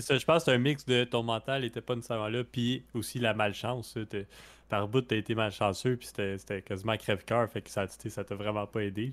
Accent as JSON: {"language": "French", "country": "Canada", "said": "en tant que Canadien français"}